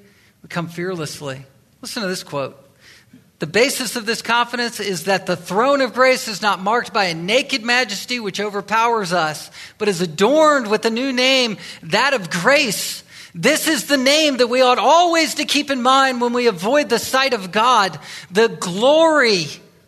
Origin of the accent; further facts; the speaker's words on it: Virginia, United States; I'm from Virginia, that area